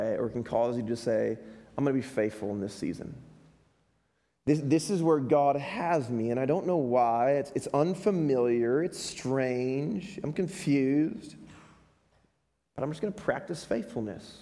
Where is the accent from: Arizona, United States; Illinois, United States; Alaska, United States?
Illinois, United States; Chicago; now in Utah, United States; I'm from Chicago